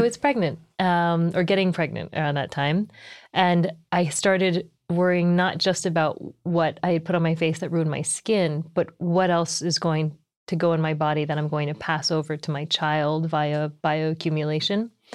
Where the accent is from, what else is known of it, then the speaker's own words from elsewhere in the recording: United States; also born or lived in New Jersey / Texas / Taiwan (parents); my parents are from Taiwan. I was born here, though, and I grew up in New Jersey in Texas